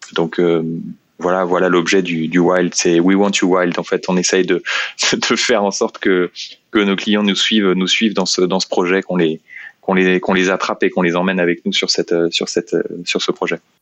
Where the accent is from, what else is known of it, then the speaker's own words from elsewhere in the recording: Meaux, Île-de-France, France; je suis originaire de Meaux, en Seine-et-Marne